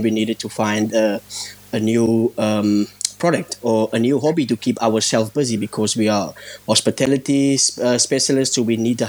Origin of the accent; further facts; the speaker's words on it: Stanford, Western Cape, South Africa; I'm from this area, born and raised in Stanford.